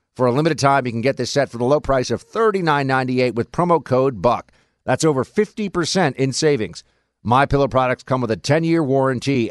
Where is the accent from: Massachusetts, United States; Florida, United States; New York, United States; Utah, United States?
New York, United States; New York City; I grew up in New York City, in Manhattan, among these people